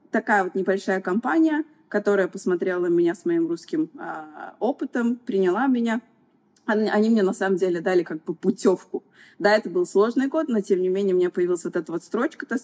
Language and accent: Russian; Kazan, Tatarstan, Russia; now in Dubai, United Arab Emirates; Я вообще приехала из Казани. Путешествовала очень много, пыталась найти свою страну. И вот пять лет как живу в Эмиратах и строю свою жизнь здесь.